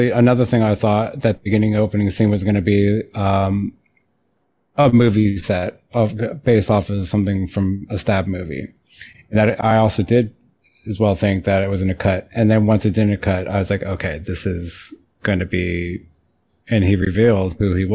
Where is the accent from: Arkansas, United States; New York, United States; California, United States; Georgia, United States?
New York, United States; New York City; moved away; I lived in New York for 14 years. I grew up in New York